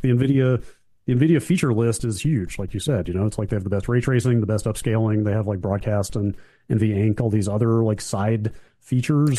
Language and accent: English; the South, United States; I'm from the South where pies are taken very seriously